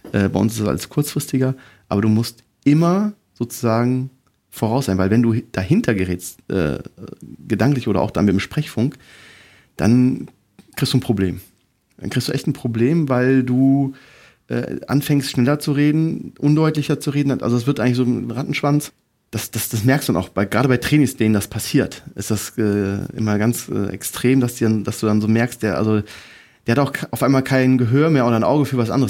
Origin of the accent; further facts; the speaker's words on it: near Cologne, North Rhine-Westphalia, Germany; ich komme aus der Nähe von Köln, zwölf Kilometer entfernt vom Flughafen